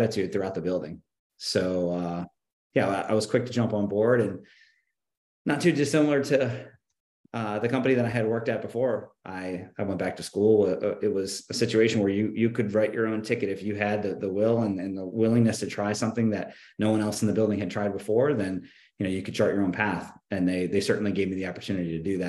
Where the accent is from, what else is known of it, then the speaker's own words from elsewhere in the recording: Richmond, Virginia, United States; the company is based in my hometown in Richmond, Virginia. That's where I am right now